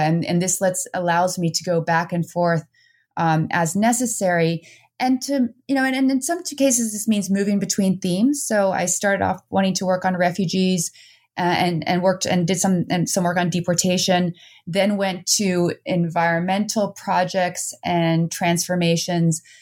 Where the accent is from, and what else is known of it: New Jersey, United States; born or raised there; also born or lived in Netherlands; now in Vermont, United States